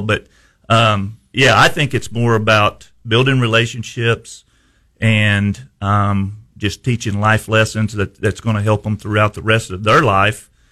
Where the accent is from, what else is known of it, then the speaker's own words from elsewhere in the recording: Houston, Missouri, United States; I was at Houston for 31 years. Um, that's my hometown. I played ball there, grew up there